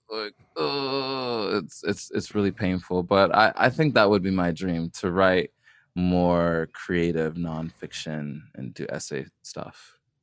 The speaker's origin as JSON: {"language": "English", "region": "California", "country": "United States", "tie": "born or raised there", "said": "as a kid growing up in California"}